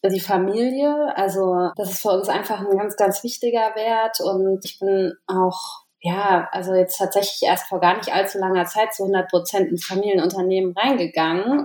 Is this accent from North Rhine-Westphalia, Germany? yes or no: no; Maintal, Hesse, Germany; Also wir kommen aus Maintal-Hochstadt. Das ist so ein kleines Örtchen, ja, so 15 Kilometer von Frankfurt am Main